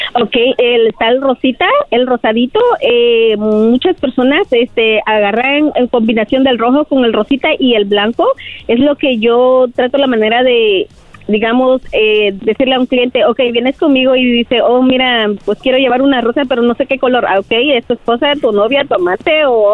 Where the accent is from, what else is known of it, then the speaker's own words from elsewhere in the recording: Guatemala; moved away; yo vengo de Guatemala. Ah, ah, aquí me casé con mi esposo que es de México